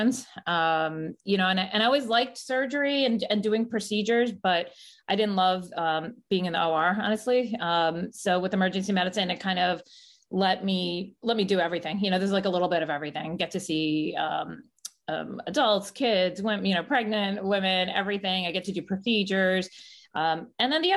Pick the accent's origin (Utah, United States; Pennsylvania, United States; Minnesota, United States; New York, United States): New York, United States; moved away as an adult; now in Fort Lauderdale, United States; I'm from New York, but I moved to Fort Lauderdale, Florida 8 years ago